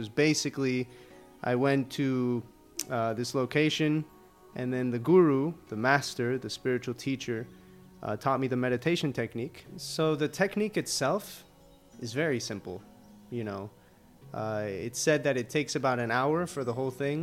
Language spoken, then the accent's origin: English; Miami, Florida, United States; first language Spanish; English is a second language; also born or lived in Colombia; Most of the time I grew up in Miami, but I would be in Colombia every year, you know, like 4 months out of the year